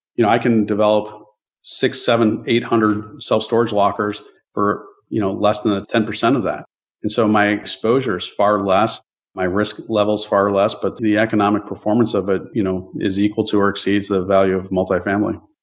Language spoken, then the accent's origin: English; Chicago, Illinois, United States; I grew up in the Chicagoland area